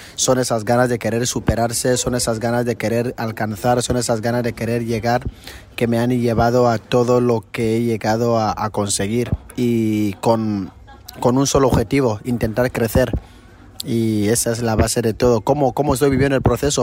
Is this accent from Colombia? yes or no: no; Equatorial Guinea; Somos el único país de África de habla hispana